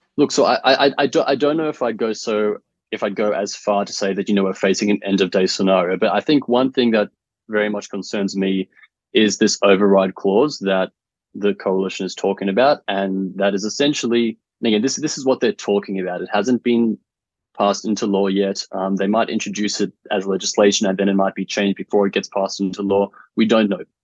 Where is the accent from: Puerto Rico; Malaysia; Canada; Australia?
Australia